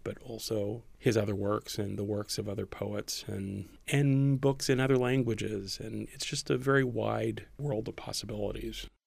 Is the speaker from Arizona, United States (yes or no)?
no; Corpus Christi, Texas, United States; moved away as an adult; also born or lived in Raymondville, Texas; I was born and grew up in South Texas, a very small town, Raymondville, Texas, which is down in the valley, and then Corpus Christi, Texas, for most of my childhood